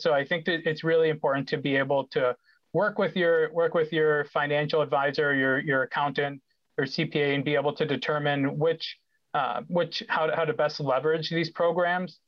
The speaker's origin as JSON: {"language": "English", "town": "Rochester", "region": "New York", "country": "United States", "tie": "born or raised there", "said": "I grew up in Rochester"}